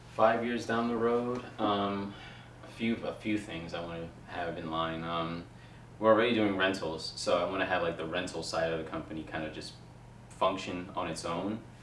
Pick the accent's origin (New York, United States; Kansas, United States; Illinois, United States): New York, United States; New York City; I'm from Queens, so like to be able to like actually make a difference for uh, like for the kids in the borough I grew up